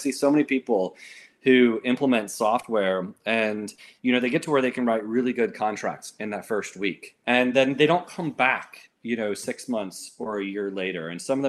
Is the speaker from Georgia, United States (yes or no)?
yes; Georgia, United States; also born or lived in Florida; I would say I'm mostly from Georgia. People don't always agree with me because I don't sound like I'm from Georgia. I was born in Florida, first 9 years in Florida, and so that's where I developed a lot of my accent from.